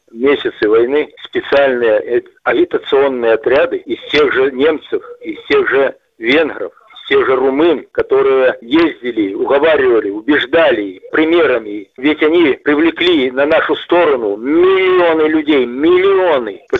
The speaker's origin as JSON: {"language": "Russian", "country": "Belarus", "said": "я белорус, ты русский, неважно, да."}